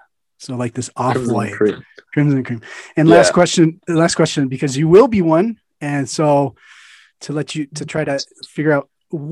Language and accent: English; United States; moved away as an adult; now in Germany; as an American who's been living in Germany for a long time.